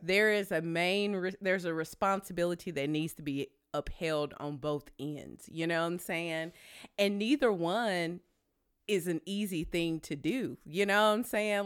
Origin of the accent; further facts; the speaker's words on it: Tennessee, United States; I'm from Tennessee.